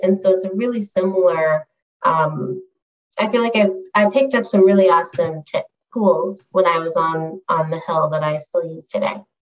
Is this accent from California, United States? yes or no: yes; San Diego, California, United States; moved away as an adult; also born or lived in New York City / San Francisco; I'm originally from San Diego